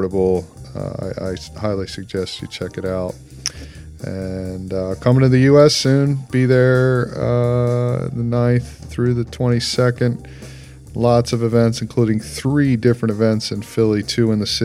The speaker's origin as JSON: {"language": "English", "country": "New Zealand", "also_born_or_lived": "Canyon Lake, Texas", "moved": "yes", "said": "I said, New Zealand"}